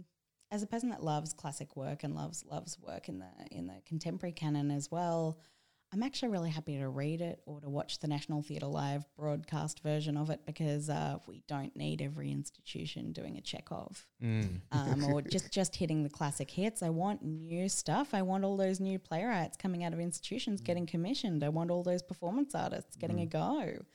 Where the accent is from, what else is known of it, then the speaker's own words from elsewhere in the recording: Sydney, New South Wales, Australia; From a young age, I grew up in Sydney's Bible Belt